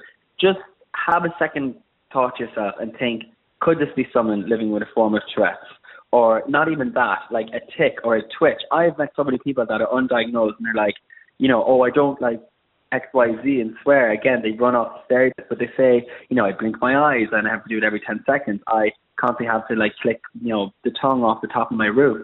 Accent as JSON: {"language": "English", "country": "Ireland", "also_born_or_lived": "Abbeyleix, County Laois, Ireland", "moved": "as an adult", "lives_now": "London, United Kingdom", "said": "I'm an Irish freelance makeup artist"}